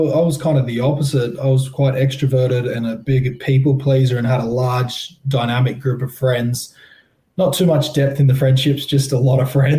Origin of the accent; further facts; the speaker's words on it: Sydney, New South Wales, Australia; I grew up in Tamarama Beach in the heart of the eastern suburbs in Sydney, New South Wales